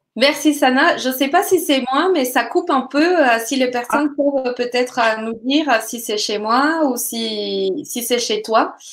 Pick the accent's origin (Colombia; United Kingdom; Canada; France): Colombia; moved away; je viens de la Colombie